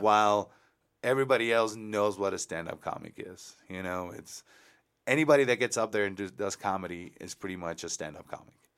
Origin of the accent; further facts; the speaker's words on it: Mexico; now in El Paso, United States; I lived in Mexico, I was born in Mexico